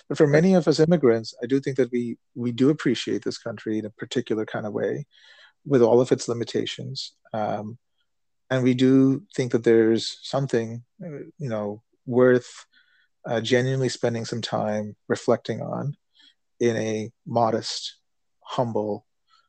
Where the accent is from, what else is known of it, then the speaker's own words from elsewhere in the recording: India; also born or lived in United States; when I reflect on what I experienced growing up in India and growing up in the United States